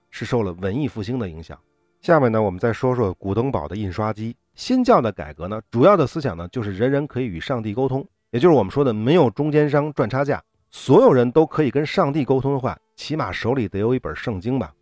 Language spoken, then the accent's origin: Chinese; China; 我们中国人都知道